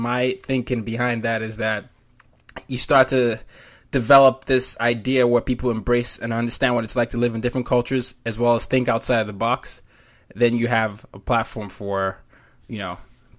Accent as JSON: {"language": "English", "country": "Nigeria", "said": "I'm Nigerian, and everybody is always confused by whatever I sound like."}